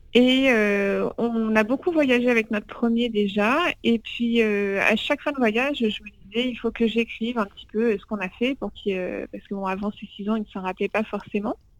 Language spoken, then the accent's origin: French; France; en tant que Français